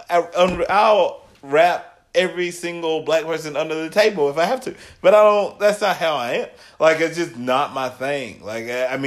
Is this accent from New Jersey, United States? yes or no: no; Trousdale County, Tennessee, United States; so I grew up in Trousdale County. Obviously, it's a small country town